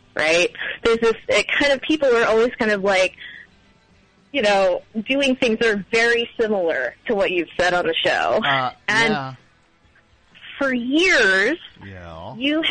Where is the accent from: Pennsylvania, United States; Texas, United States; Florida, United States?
Pennsylvania, United States; Philadelphia; now in Washington, D.C. metro area, United States; I'm from Philly originally